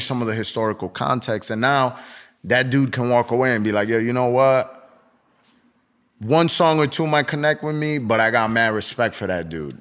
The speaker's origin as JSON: {"language": "English", "region": "East Coast", "country": "United States", "tie": "born or raised there", "said": "I grew up in the East Coast"}